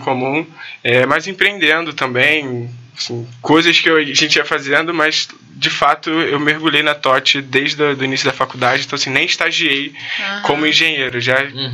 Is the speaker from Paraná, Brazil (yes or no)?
no; Rio de Janeiro, Brazil; nasci na Tijuca, moro na Tijuca até hoje